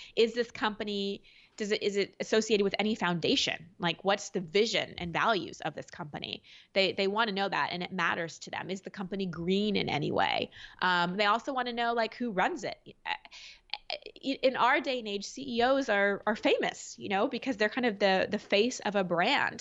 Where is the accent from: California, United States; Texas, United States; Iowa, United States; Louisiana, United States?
Texas, United States; Dallas; I grew up in Dallas